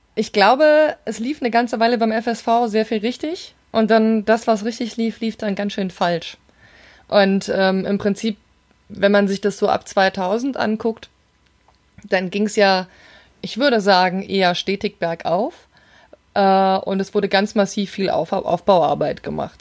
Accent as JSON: {"language": "German", "region": "Rhine-Main area", "country": "Germany", "said": "ich komme ja aus dem Rhein-Main-Gebiet"}